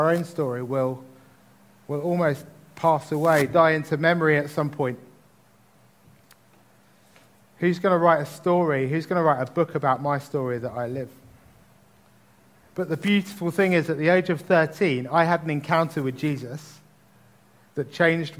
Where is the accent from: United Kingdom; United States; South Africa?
United Kingdom; Tunbridge Wells, South East England; the household I grew up in Tunbridge